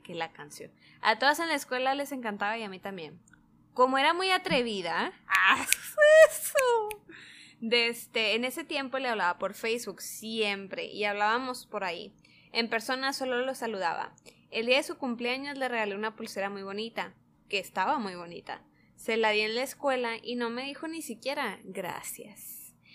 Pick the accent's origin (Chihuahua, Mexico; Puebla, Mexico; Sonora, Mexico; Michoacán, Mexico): Sonora, Mexico; accent: Sonoran; con nuestro acento sonorense